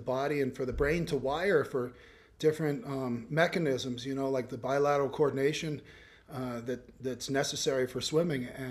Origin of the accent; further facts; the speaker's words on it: Canada; you're Canadian